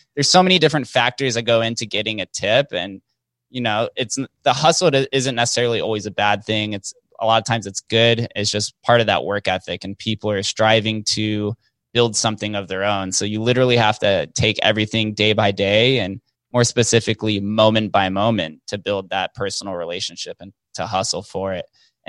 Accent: Las Vegas, Nevada, United States; it's just kind of bred into us by the way of growing up in Vegas. You see slot machines in the grocery store growing up.

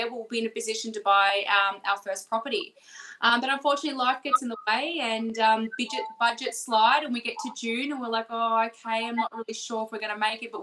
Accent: Melbourne, Victoria, Australia; We're from Melbourne

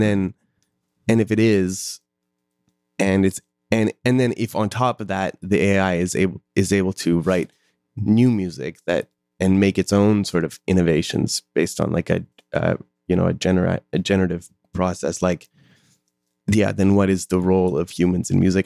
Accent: Calgary, Alberta, Canada; I'm from Calgary

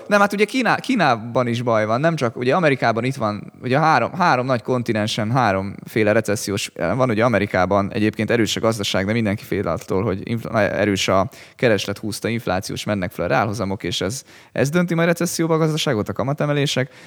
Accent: Hungary

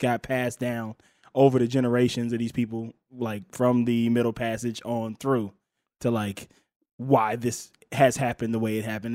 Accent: Mississippi, United States; moved away; I'm from Mississippi

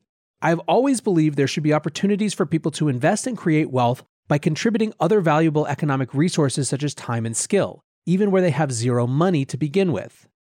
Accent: Philippines; I am from the Philippines, born and raised, and over here just 23% of adults have a bank account.

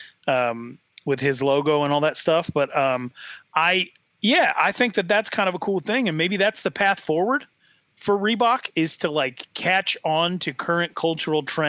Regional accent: Sheridan, Wyoming, United States; my hometown

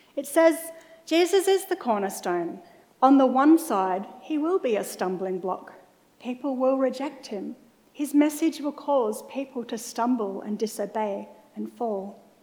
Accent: Mackay, Queensland, Australia; for a lot of my school years, I was growing up in Mackay in North Queensland.

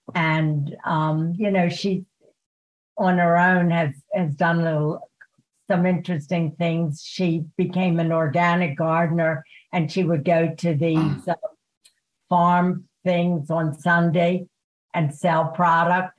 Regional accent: Baltimore, Maryland, United States; born or raised there; also born or lived in Germany

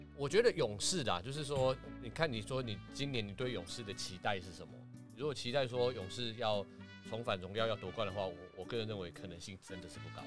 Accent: Taiwan; 我们台湾人就刚好在这个地方的人民

